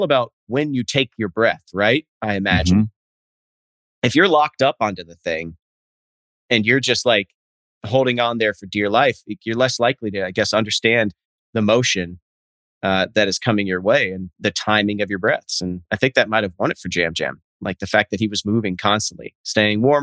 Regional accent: Nebraska, United States; I'm from Nebraska

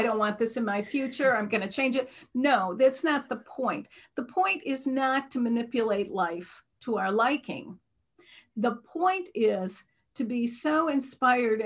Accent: Midwest, United States; accent: Midwestern; I'm from the Midwest, and I was raised in a very traditional Midwestern religion.

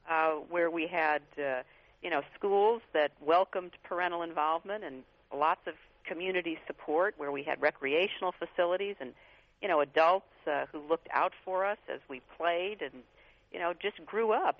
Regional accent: Midwest, United States; I grew up in the Midwest

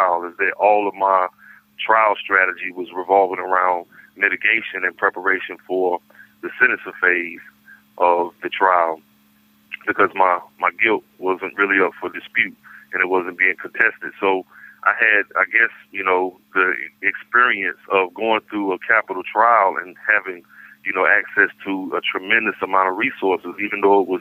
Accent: Raleigh, North Carolina, United States; being that I'm from Raleigh

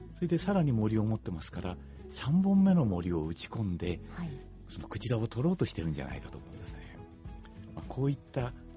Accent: Japan; now in Hokkaido, Japan; 本州で生まれたもんですから

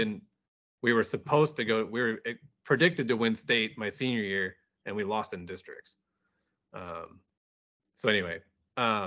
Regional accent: Wildwood, Missouri, United States; Born and raised in west of St. Louis. So I grew up in West, it's called West County

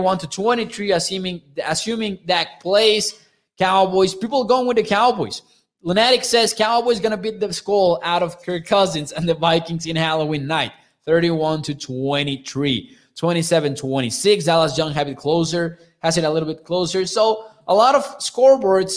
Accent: Mexico; I'm from Mexico

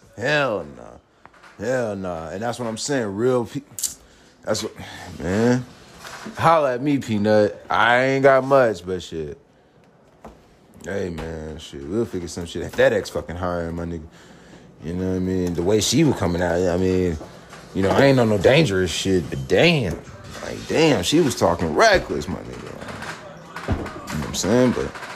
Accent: College Park, Georgia, United States; I'm from College Park. I live in College Park, Georgia

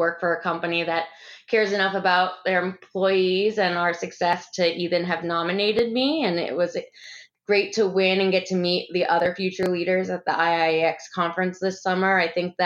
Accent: New Hampshire, United States; moved away as an adult; also born or lived in London; now in Atlanta, United States; I'm actually from New Hampshire, but I came down south for college and grad school

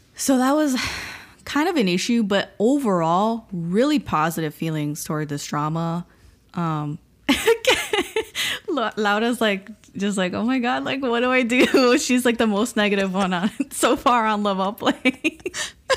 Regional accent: Miami, Florida, United States; moved away; We're all from Miami, three oh five

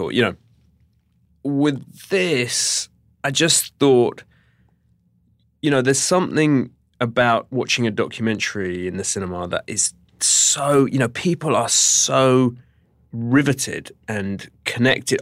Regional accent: United Kingdom; as a Brit

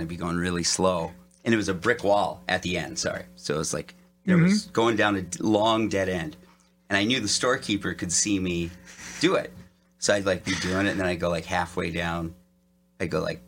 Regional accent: Detroit Lakes, Minnesota, United States; now in Los Angeles, United States; I grew up in northern Minnesota, Detroit Lakes

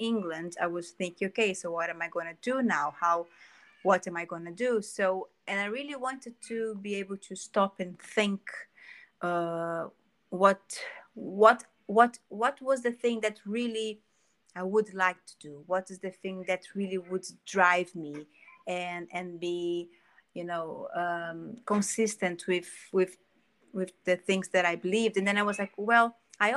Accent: Rio de Janeiro, Brazil; English is a second language; moved away as an adult; now in London, United Kingdom; I am from Brazil. Yes, Rio de Janeiro, or Rio.

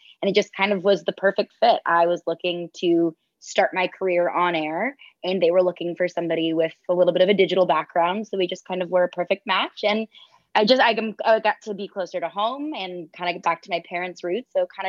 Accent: St. Louis, Missouri, United States; moved away as an adult; also born or lived in Bristol; now in Nashville, United States; From St. Louis. I'm born and raised in St. Louis

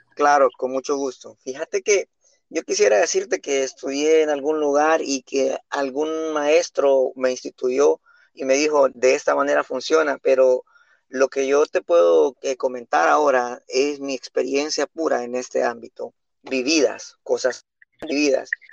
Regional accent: San Pedro Sula, Cortés, Honduras; yo nací en Sunseri, te cuento, en el año de 1984 viví en la ribera

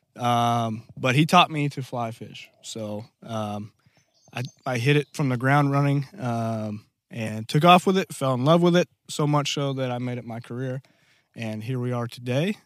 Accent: Black Rock, Arkansas, United States; I'm originally from a little town, um, of Black Rock.

